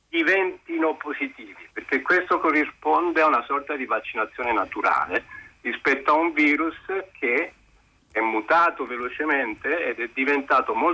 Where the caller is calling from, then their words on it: Pisa, Tuscany, Italy; chiamo …, sono da Pisa.